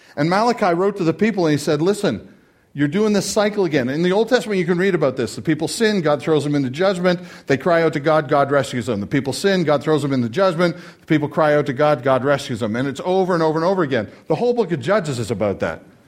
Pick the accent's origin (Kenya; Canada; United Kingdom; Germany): Canada; I'm Canadian